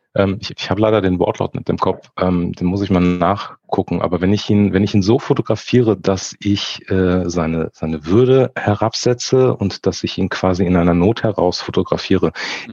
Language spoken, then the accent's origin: German; Frankfurt, Hesse, Germany; ich komme aus Frankfurt, ich bin dementsprechend ein Frankfurter Bub, bin in Frankfurt geboren, lebe und arbeite auch hier